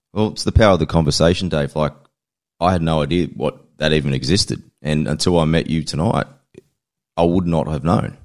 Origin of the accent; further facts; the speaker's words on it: Australia; how we grew up in Australia